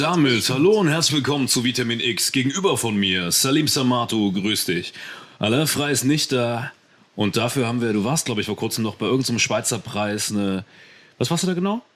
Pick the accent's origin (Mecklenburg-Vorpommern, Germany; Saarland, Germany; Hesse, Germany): Saarland, Germany; weil ich hier aufgewachsen bin